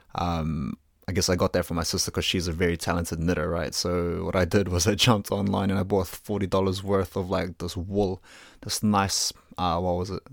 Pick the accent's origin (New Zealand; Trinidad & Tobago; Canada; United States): New Zealand; I was born in Aotearoa, New Zealand, to Filipino parents, so I consider myself a Kiwi through and through